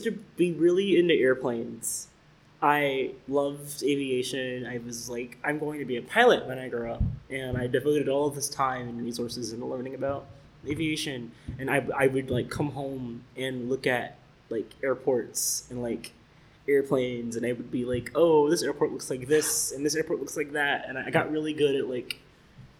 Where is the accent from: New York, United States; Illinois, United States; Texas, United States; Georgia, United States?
Georgia, United States; Decatur; moved away as an adult; also born or lived in Atlanta, Georgia; I'm originally from Atlanta, Georgia. I grew up in a suburb of Atlanta called Decatur, even though I was born in the city. I spent the first 18 years of my life there.